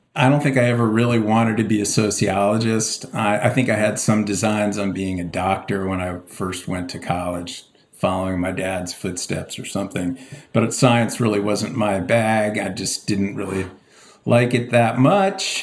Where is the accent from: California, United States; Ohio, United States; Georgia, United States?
California, United States; Palos Verdes; moved away as an adult; also born or lived in Baltimore / San Diego / Boston; now in New York, United States; I grew up in the Los Angeles area in a quite idyllic place called Palos Verdes